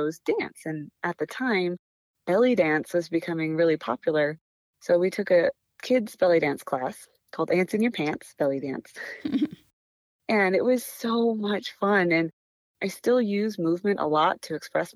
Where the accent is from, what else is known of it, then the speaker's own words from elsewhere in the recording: Lancaster, California, United States; also born or lived in Bakersfield, California; I was born in Bakersfield, California, but a few months later, we moved to Lancaster, California